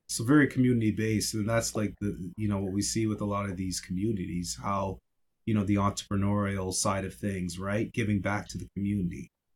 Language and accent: English; Yarmouth, Nova Scotia, Canada; moved away; growing up in Yarmouth